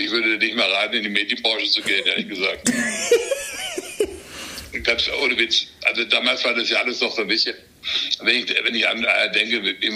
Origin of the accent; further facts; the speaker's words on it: Baden-Württemberg, Germany; ich komme aus Südbaden